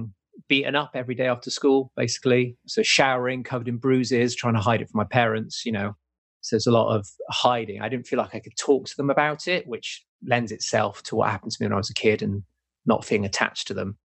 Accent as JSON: {"language": "English", "region": "England", "country": "United Kingdom", "tie": "born or raised there", "also_born_or_lived": "Wales", "said": "we moved from Wales in the UK over to England, I got moved at the age of 9"}